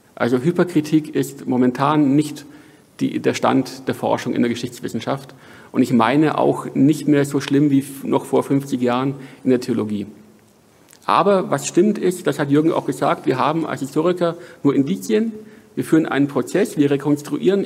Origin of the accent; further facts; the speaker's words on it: Franconia, Bavaria, Germany; moved away; also born or lived in Hamburg; ich komme hier aus Franken